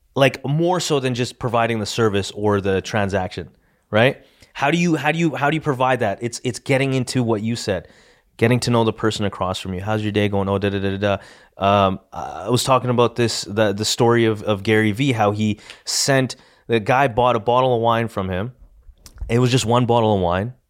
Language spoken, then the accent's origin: English; Edmonton, Alberta, Canada; we're from Edmonton, not Calgary